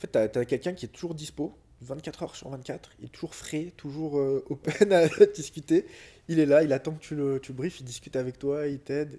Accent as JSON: {"language": "French", "town": "Lyon", "region": "Auvergne-Rhône-Alpes", "country": "France", "tie": "born or raised there", "said": "Je suis né en 88 à Lyon."}